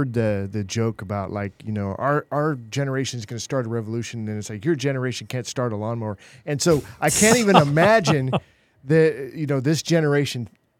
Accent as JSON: {"language": "English", "region": "California", "country": "United States", "also_born_or_lived": "Oregon", "lives_now": "Texas, United States", "said": "California, Southern Oregon. We didn't have air conditioning, wasn't really needed there until I ended up here in Texas."}